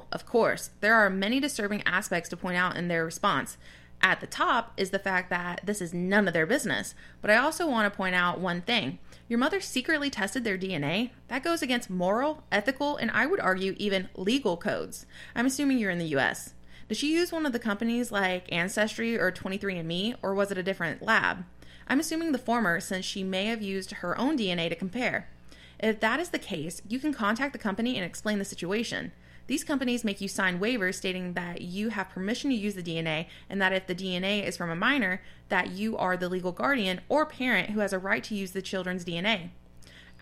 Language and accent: English; the South, United States; growing up in the South, we have family that have beliefs that we don't necessarily agree